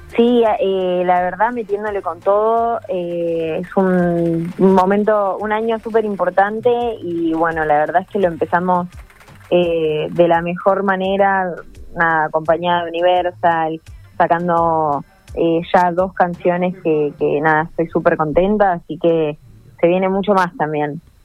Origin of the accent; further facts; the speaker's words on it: Argentina; como argentina